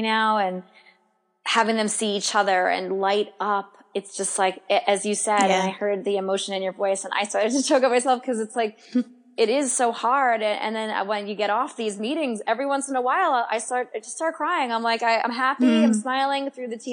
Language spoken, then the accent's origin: English; New York, United States; as a New Yorker, right? Even if you live Long Island, any of the boroughs, Long Island, we all kind of move at a different pace here